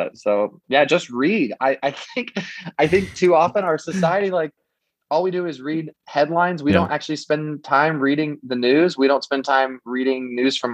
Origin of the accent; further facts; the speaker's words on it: Kansas, United States; also born or lived in Florida; growing up in Kansas and where I live now, almost every person here is white. Like our state is almost entirely white